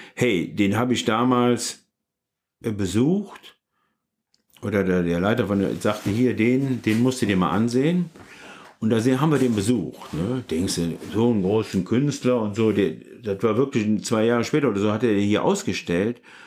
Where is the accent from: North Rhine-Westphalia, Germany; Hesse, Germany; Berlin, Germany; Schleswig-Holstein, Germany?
North Rhine-Westphalia, Germany; Leverkusen; now in Cologne, Germany; Ich komme aus Leverkusen